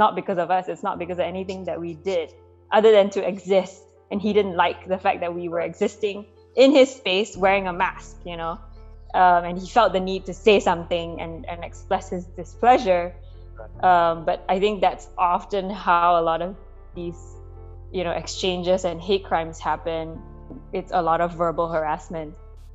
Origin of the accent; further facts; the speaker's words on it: Malaysia; moved away as an adult; now in United States; growing up in Malaysia also as an ethnic minority there